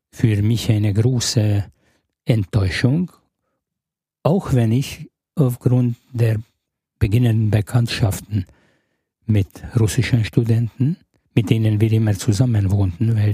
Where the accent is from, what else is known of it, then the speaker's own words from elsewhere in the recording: Budapest, Hungary; Ja, ich bin in Budapest geboren, aufgewachsen und eigentlich die größere Hälfte meines erwachsenen Lebens in Ungarn verbracht.